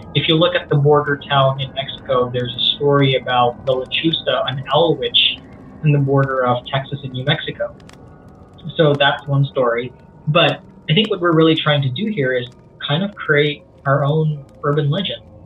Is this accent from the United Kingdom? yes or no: no; Abu Dhabi, United Arab Emirates; first language Cebuano; English is a second language; moved away; also born or lived in Philippines / Australia; growing up in Abu Dhabi in your seventh floor flat in the middle of the Middle East